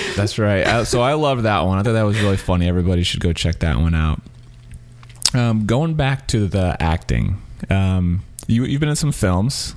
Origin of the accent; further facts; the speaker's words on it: Missouri, United States; also born or lived in Louisiana; now in San Francisco, United States; I grew up in Missouri